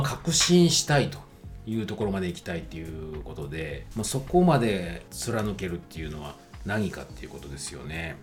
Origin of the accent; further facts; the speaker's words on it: Kyoto, Japan; moved away; 京都にあの自分の地元の京都に帰った